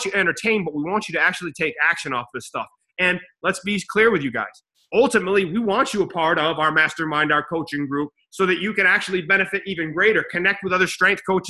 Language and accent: English; New York, United States; I'm from Cam Road in New York